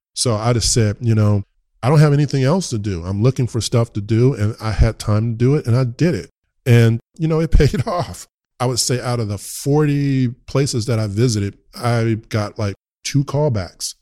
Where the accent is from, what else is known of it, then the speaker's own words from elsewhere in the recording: Richmond, United States; I'm from the hood in Richmond